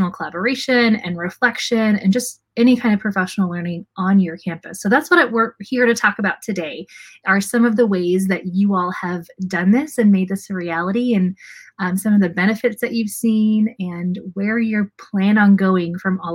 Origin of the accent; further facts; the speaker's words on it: Magnolia, Texas, United States; my hometown, Magnolia ISD, down in Texas